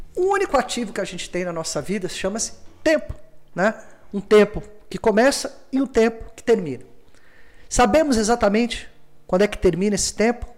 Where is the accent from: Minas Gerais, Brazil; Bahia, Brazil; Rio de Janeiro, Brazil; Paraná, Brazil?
Rio de Janeiro, Brazil; Eu venho do Morisem Simples, morei entre duas favelas, subúrbio do Rio